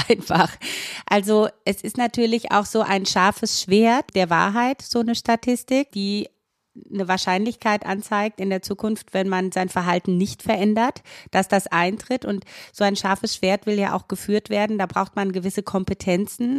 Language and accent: German; Romania; moved away; Ich komme ja selber auch aus Rumänien